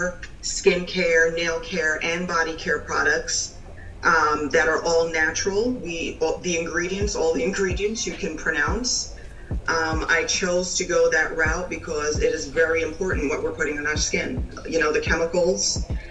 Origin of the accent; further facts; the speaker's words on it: New York, United States; now in North Carolina, United States; I'm originally from New York, but I'm in North Carolina.